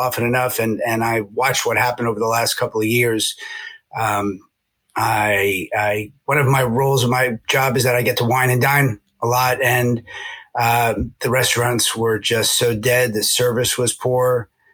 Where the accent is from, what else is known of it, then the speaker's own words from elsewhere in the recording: New York City, New York, United States; moved away as an adult; also born or lived in Syracuse, New York; now in Connecticut, United States; New Yorker, born and raised till I was about 30. I grew up in Hollis Hills, Queens, public schools